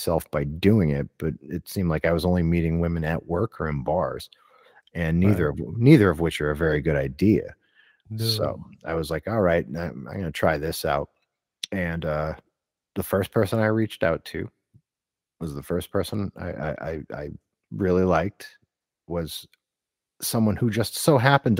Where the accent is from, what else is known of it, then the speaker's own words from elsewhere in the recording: Scranton, Pennsylvania, United States; I'm from the Scranton area